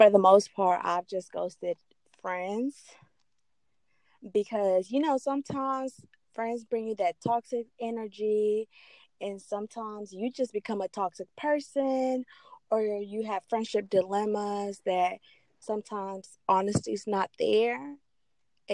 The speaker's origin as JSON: {"language": "English", "region": "Chinandega", "country": "Nicaragua", "moved": "yes", "said": "I'm originally from Nicaragua"}